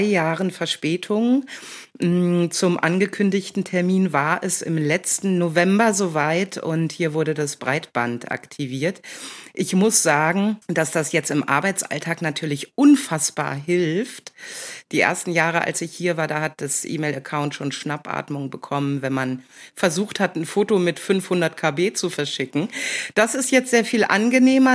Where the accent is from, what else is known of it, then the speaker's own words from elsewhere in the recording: North Rhine-Westphalia, Germany; also born or lived in Hamburg; now in Jabel, Germany; aufgewachsen in Ostwestfalen, in einer kleinen Ortschaft